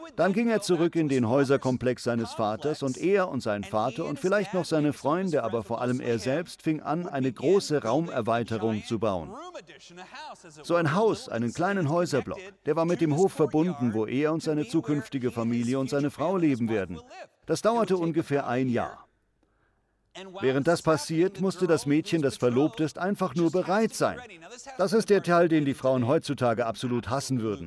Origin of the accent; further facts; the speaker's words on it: United States; für mich als Amerikaner